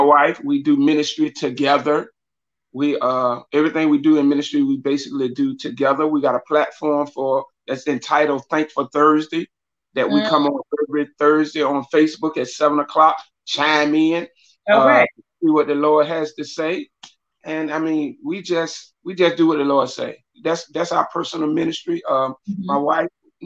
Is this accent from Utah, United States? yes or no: no; Suffolk, Virginia, United States; now in Newport News, United States; I am from Suffolk, Virginia. I'm currently living in Newport News, Virginia with me and my wife.